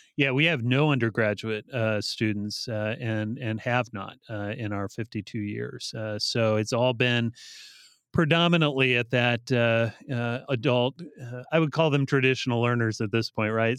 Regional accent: Bryan, Ohio, United States; also born or lived in Defiance, Ohio / Lima, Ohio; now in California, United States; I grew up in rural Northwest Ohio. Uh, so I was uh, born and raised in uh, uh towns that were probably too small to know uh, for most people, but Bryan, Ohio, and Defiance

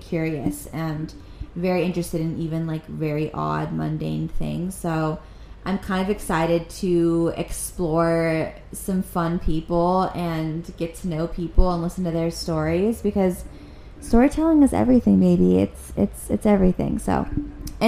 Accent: Los Angeles, California, United States; I'm born and raised in Los Angeles

